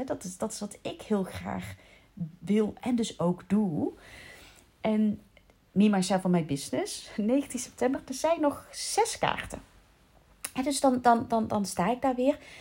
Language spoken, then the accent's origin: Dutch; North Brabant, Netherlands; accent: Brabants, 'verkapt' (faded); now in South Holland, Netherlands; Maar ik heb best wel vaak oordeel gekregen op mijn Brabants accent. Ondanks het feit dat ik intussen al 33 jaar, bijna 34 jaar... Eh, 33 jaar, ja, niet meer in Brabant woon